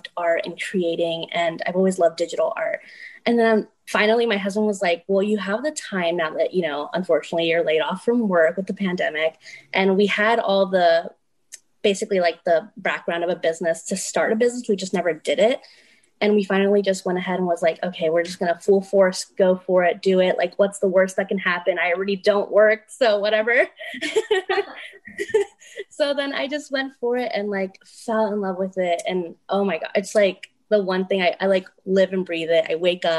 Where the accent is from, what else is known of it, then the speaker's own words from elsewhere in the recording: New Jersey, United States; I grew up in New Jersey, but every year my parents would come down to Florida